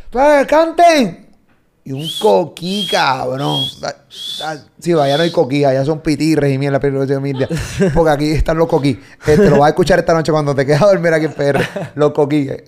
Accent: Medellín, Antioquia, Colombia; now in France; Yo vengo de Medellín, acá

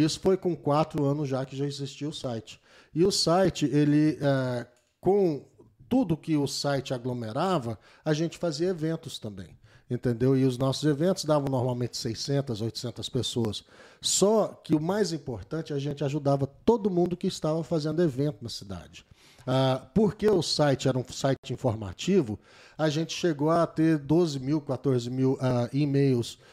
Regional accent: Goiânia, Goiás, Brazil; moved away as an adult; now in United States; eu vim de Goiânia, ah, sou, sou orgulhoso de ser goianiense

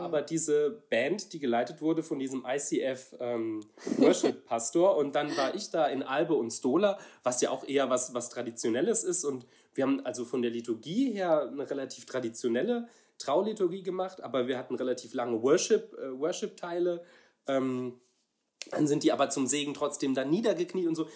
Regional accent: Saarland, Germany; ich komme aus einem, aus einem kleinen Dorf im Saarland

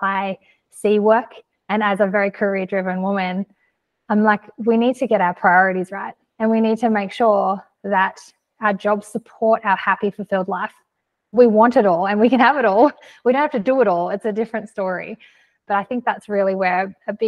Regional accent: Australia; I'm from Australia.

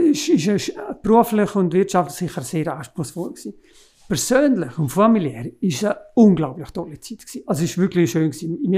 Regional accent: Graubünden, Switzerland; Das Heidi ist, ist natürlich als, als Bündner, haben wir natürlich eine Verbundenheit mit dem Heidi.

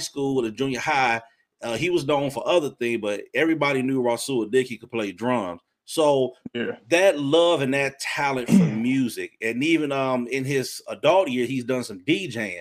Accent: Chicago Heights, Illinois, United States; also born or lived in Park Forest; growing up in Park Forest and the Heights

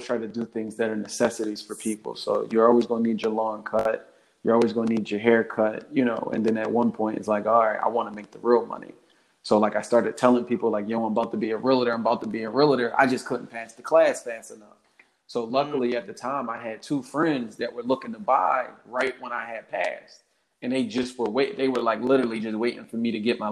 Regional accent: Philadelphia, Pennsylvania, United States; I'm born and raised in Philadelphia, Delaware County, West Catholic graduate.

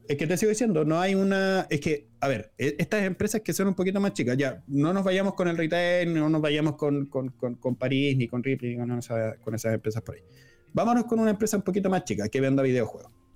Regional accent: Chile; nosotros, como chilenos

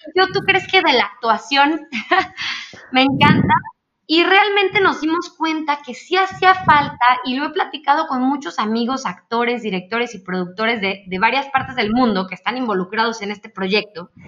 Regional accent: Mexico; Nosotros como mexicanos

